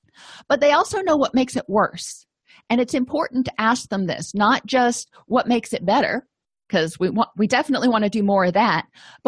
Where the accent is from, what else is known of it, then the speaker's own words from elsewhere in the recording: Florida, United States; moved away; I came from Florida where it was, you know, sunny all the time. And when I moved out of Florida, I realized that it's not that sunny a lot.